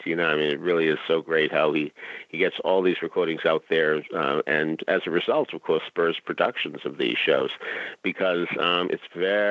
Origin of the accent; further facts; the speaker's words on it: Boston, Massachusetts, United States; I grew up in Boston.